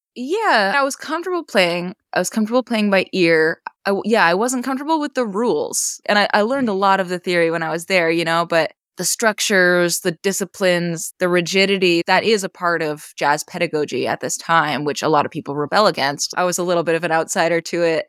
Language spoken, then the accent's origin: English; western Maine, United States; moved away; also born or lived in Boston; So in my hometown. It's a small rural town in western Maine.